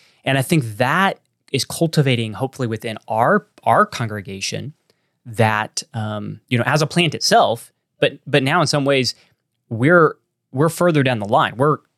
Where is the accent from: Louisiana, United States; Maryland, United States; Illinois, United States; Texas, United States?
Texas, United States; accent: Texan; That's my Texan accent.